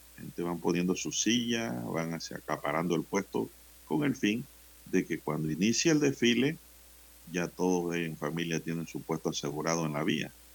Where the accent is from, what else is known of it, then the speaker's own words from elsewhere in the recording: Santiago de Veraguas, Veraguas, Panama; en Santiago de Veragua, mi provincia natal. Veraguas.